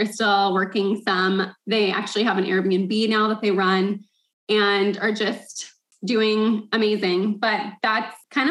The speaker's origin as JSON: {"language": "English", "country": "United States", "tie": "born or raised there", "said": "I was born in the States"}